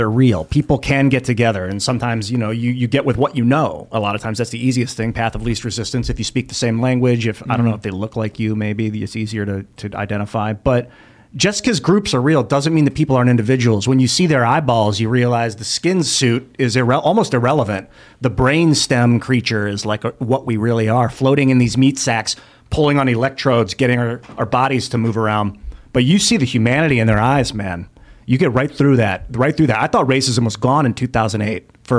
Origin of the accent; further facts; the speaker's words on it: Niagara Falls, New York, United States; moved away as an adult; also born or lived in Chicago / Los Angeles; I was born in Niagara Falls. They call it Caucasian Falls because it was like 99.9% white people. And I was disgusting. Like, until I was 18, it was like racist. And I left, went to New York City, Chicago, L.A.